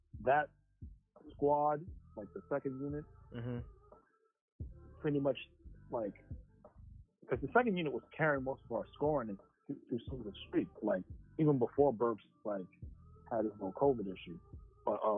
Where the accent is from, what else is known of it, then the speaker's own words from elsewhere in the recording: New York, United States; now in Bayonne, United States; I'm from New York. I was, like, born and raised